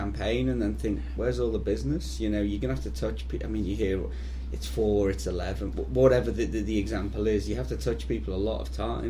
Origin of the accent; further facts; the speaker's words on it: New Zealand; So I'm over here from New Zealand.